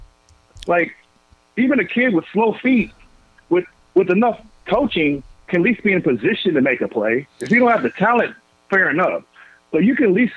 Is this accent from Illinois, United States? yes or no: no; Columbia, Missouri, United States; I'm from Columbia